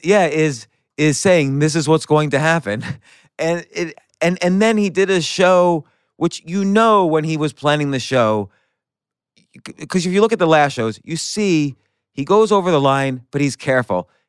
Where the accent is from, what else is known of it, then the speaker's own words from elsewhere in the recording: New Jersey suburbs, United States; growing up in the Su-, New Jersey suburbs